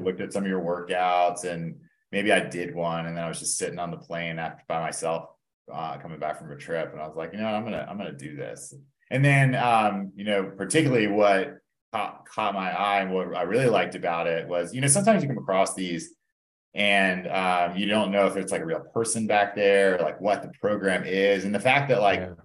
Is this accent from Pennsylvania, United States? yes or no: no; Atlanta, Georgia, United States; also born or lived in Indiana; I grew up in Atlanta. Um, born and raised here